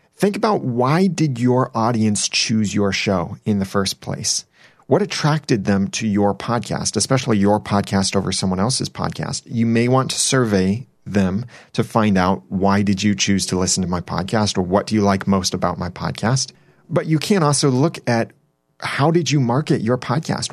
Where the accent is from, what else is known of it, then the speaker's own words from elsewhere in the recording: Southern California, United States; moved away; I grew up in Southern California, so I call it soda, and everyone around me calls it pop